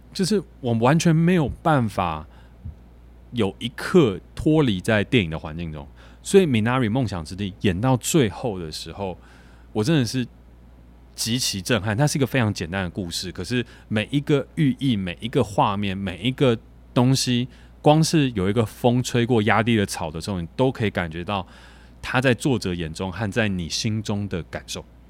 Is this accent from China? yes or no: no; Taiwan; 我们台湾人